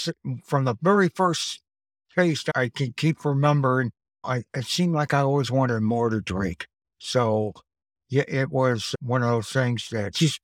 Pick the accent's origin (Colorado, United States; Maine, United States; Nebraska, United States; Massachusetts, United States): Nebraska, United States; also born or lived in Cheyenne, Wyoming; There wasn't anybody close to my age when I grew up. And I came from Nebraska out to Cheyenne, Wyoming.